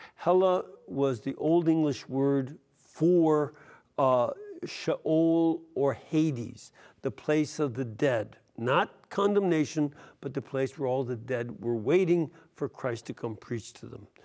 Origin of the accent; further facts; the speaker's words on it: Chicago, Illinois, United States; moved away; I'm from Chicago originally